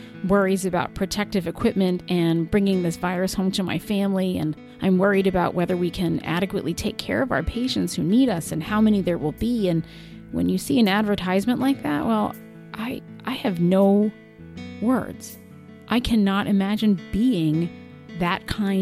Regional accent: Rhode Island, United States; from my home state of Rhode Island

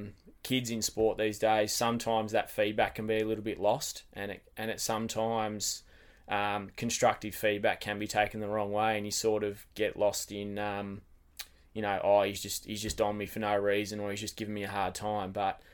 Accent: Wesley Vale, Tasmania, Australia; So I grew up in Wesley Vale, not far from the footy ground there. So mum, dad, sister, we pretty much were there from day one.

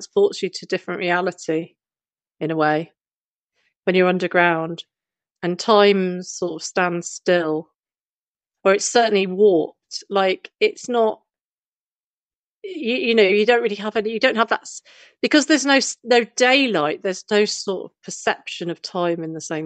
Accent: London, United Kingdom; I grew up in London

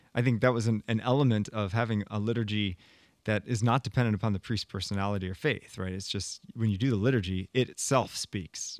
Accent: United States; as an American

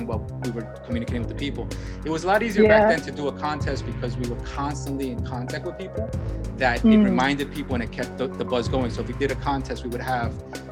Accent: New York City, New York, United States; I'm from the Bronx

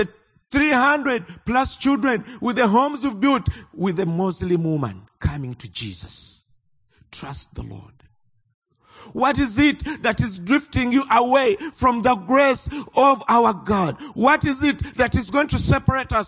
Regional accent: Uganda; I come from Uganda.

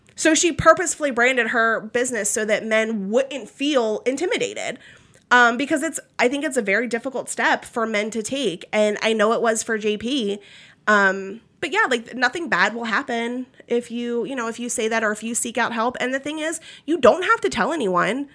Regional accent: Maryland, United States; moved away as an adult; also born or lived in Philadelphia, Pennsylvania / Florida; now in Kentucky, United States; I'm not from Kentucky. I'm from Maryland.

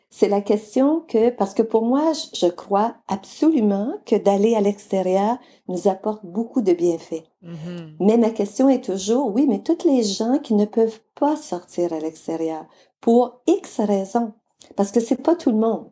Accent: Mauricie, Quebec, Canada; moved away as an adult; also born or lived in British Columbia / Alberta; je viens de la région de la Mauricie, au Québec

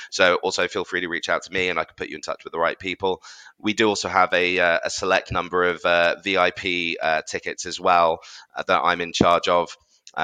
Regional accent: London, United Kingdom; as a Londoner

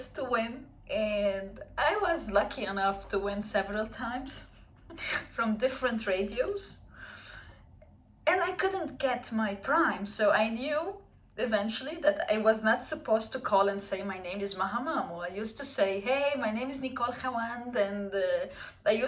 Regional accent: Lebanon; moved away; I was born and raised in Lebanon

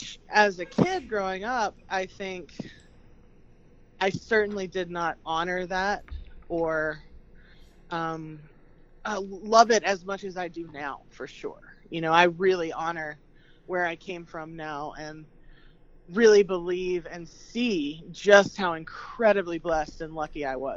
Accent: Transylvania County, North Carolina, United States; I grew up in Transylvania County, North Carolina, which is about an hour outside of Asheville, North Carolina.

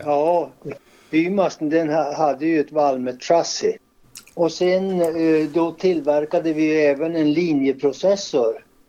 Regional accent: Hörnefors, Västerbotten County, Sweden; moved away as an adult; also born or lived in Skellefteå; jag kom ju från Hörnefors ursprungligen

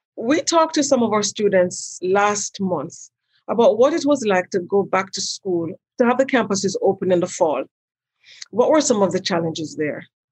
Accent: Jamaica; moved away as an adult; also born or lived in New York; now in United States; I'm from Jamaica originally, and I've been here since 1982 when I came to do my undergraduate degree at Pratt Institute in New York.

